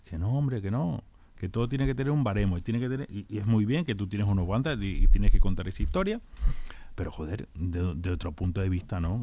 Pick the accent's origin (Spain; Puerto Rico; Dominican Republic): Spain; La Palma, Canary Islands; now in Leganés, Spain; Yo soy de La Palma